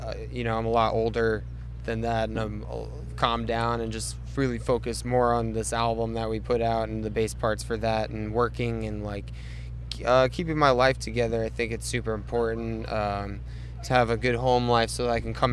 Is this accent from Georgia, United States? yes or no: no; New York, United States; I'm from New York